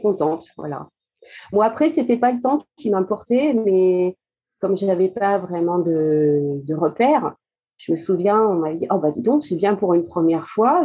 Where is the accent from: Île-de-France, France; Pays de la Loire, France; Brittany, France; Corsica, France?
Pays de la Loire, France; Château-du-Loir; also born or lived in Fougères, Ille-et-Vilaine; je suis euh, née à Fougères, en Ille-et-Vilaine, et mes parents, pour des raisons professionnelles, sont venus s'installer dans la Sarthe. Donc voilà, après, j'ai fait toutes mes études à Château-du-Loir, collège, lycée